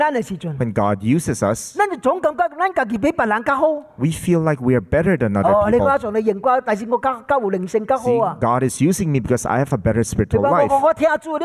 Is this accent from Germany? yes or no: no; Hong Kong; now in Philippines; I came from Hong Kong to the Philippines, and I've been here for 34 years.